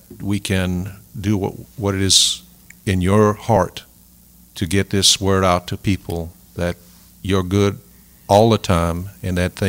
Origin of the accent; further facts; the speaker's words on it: Sunset, Louisiana, United States; I'm from Sunset. I was born and raised there.